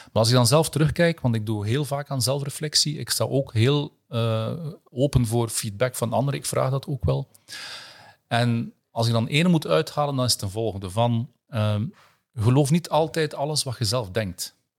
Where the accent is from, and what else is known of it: Flanders, Belgium